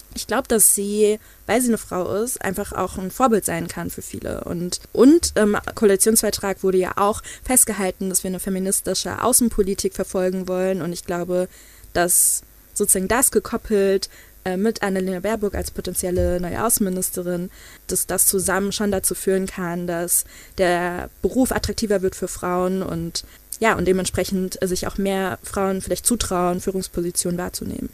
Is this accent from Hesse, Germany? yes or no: yes; Frankfurt, Hesse, Germany; ich komme ja ursprünglich aus Frankfurt und das ist eine super diverse, international geprägte Stadt